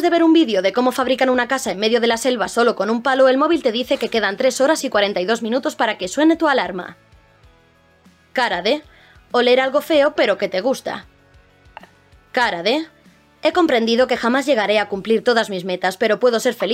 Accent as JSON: {"language": "Spanish", "region": "Valencian Community", "country": "Spain", "said": "yo es que soy valenciana yo soy, valenciana y los insultos en valenciano para mí o catalán son superiores."}